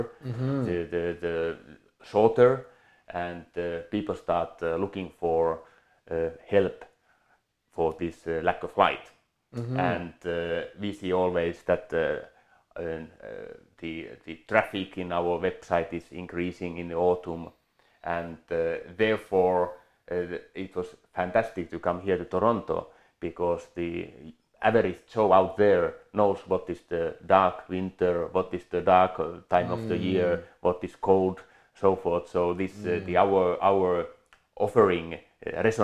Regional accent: Finland; moved away as an adult; now in Switzerland; my background is I come from Finland. I grew up there, was born there.

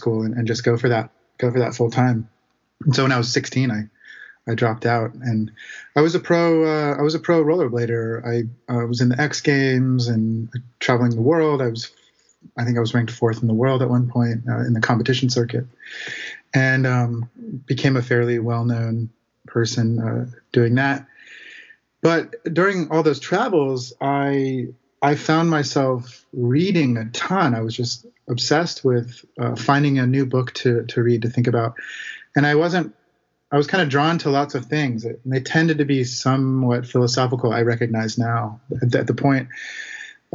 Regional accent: Santa Rosa, California, United States; I grew up in Santa Rosa, California, which for those of you who don't know is north of San Francisco

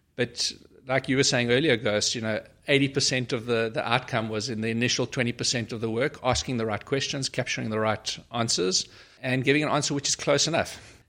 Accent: Port Elizabeth, Eastern Cape, South Africa; moved away as an adult; also born or lived in Pretoria / Johannesburg; been born in Pretoria, I grew up in Port Elizabeth many years ago

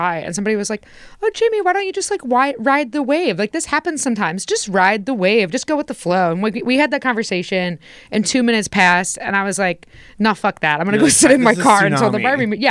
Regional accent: Indiana, United States; moved away; growing up in Indiana

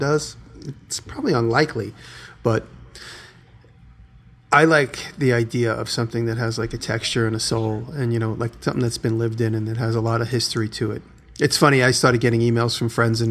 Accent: New York, United States; moved away; I'm a New Yorker

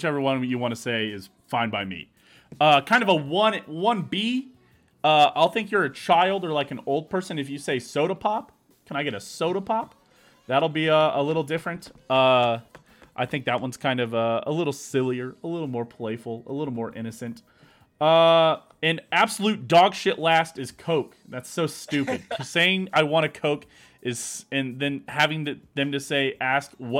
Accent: Kansas City, United States; We grew up in Kansas City, and Kansas City is a weird mesh of kind of all of it

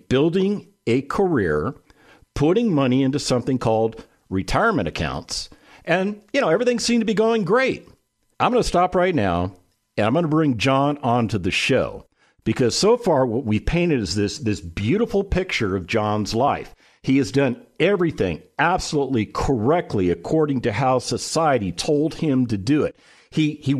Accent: West Coast, United States; now in Texas, United States; I grew up on the West Coast.

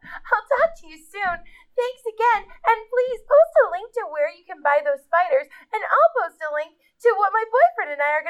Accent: Los Angeles, California, United States

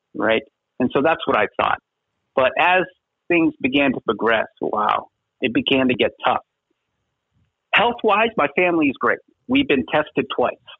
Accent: Schenectady, New York, United States; now in Las Vegas, United States; I grew up in a little town in upstate New York, Schenectady, New York

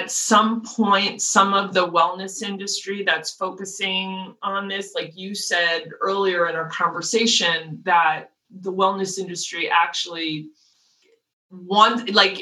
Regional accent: Los Angeles, California, United States; I was born in LA, raised in LA, I went to school in LA, and now I'm here

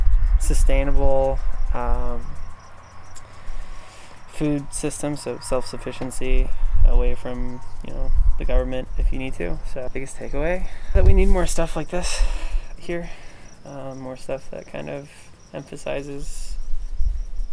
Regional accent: Mission, South Dakota, United States; I'm from Mission, and I'm here doing a Summer Vista internship

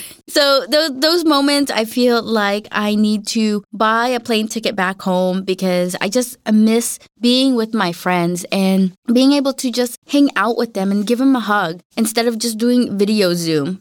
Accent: Los Angeles, California, United States; moved away as an adult; now in Denmark; I'm from Los Angeles and it is an eating out culture

